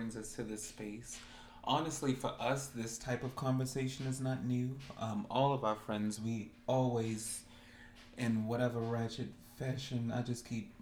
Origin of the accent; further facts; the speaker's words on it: Baltimore, Maryland, United States; I am from Baltimore also as well.